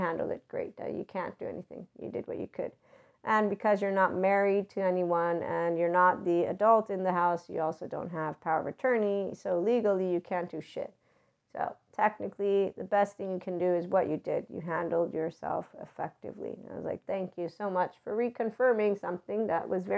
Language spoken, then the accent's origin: English; Naples, Campania, Italy; moved away; also born or lived in Pozzuoli; living in Pozzuoli, but I'm from Naples